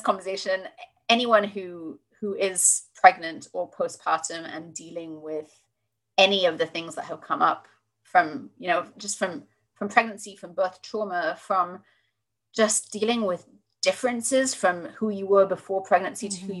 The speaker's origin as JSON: {"language": "English", "country": "United Kingdom", "accent": "British", "moved": "yes", "lives_now": "United States", "said": "I'm clearly British from from my accent"}